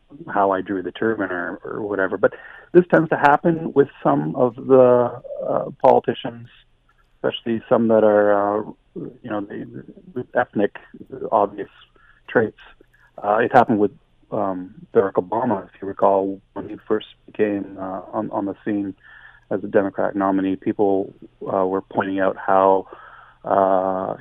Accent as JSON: {"language": "English", "country": "Canada", "said": "we're Canadian"}